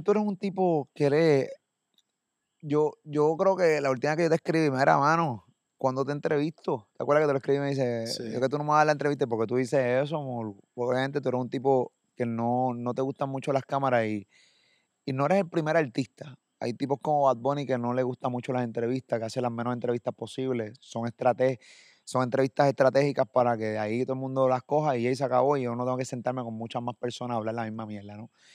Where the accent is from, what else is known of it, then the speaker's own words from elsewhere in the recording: Puerto Rico; de Puerto Rico